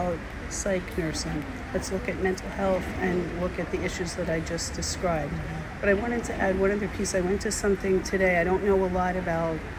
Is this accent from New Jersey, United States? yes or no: yes; New Jersey, United States; I'm from New Jersey in the United States.